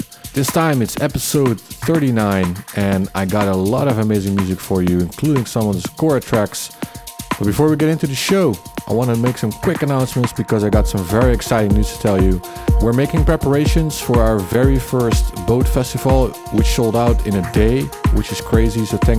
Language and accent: English; Rotterdam, South Holland, Netherlands; De Achtertuin in Rotterdam, my hometown.